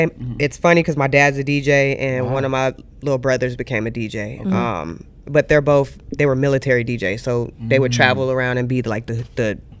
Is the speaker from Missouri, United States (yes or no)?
no; Atlanta, Georgia, United States; also born or lived in Texas; But I've been raised Texas and Atlanta all my life because my family's military.